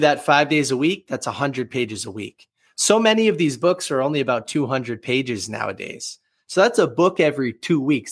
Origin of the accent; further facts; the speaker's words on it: Boston, Massachusetts, United States; born and raised in the Boston, Massachusetts area